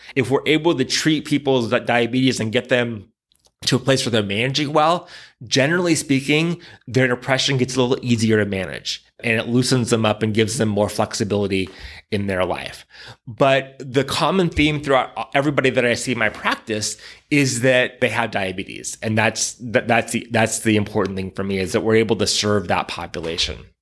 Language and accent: English; San Diego, California, United States; moved away as an adult; I grew up in San Diego